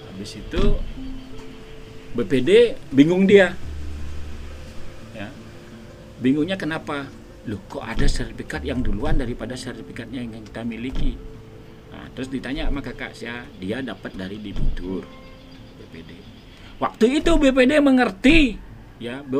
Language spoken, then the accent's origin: Indonesian; Pagan, Bali, Indonesia; kami satu keluarga lahir di Pagan ya. dan waktu saya kecil aja area itu semua sawah Polda Bali itu sawah semua ya.